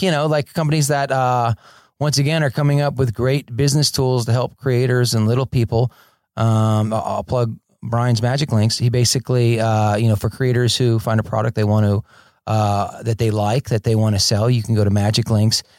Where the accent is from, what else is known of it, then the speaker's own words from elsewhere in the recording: Fort Lauderdale, Florida, United States; moved away as an adult; also born or lived in Orlando, Florida; now in Los Angeles, United States; I grew up in Fort Lauderdale, Florida, and went to film school in Orlando